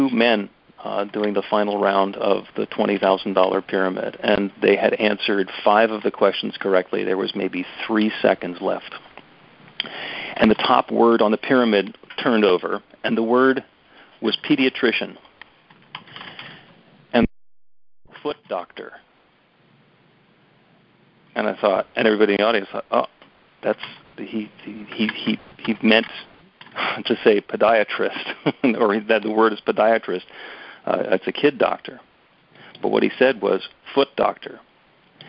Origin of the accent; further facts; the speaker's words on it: New Jersey, United States; I grew up in North Jersey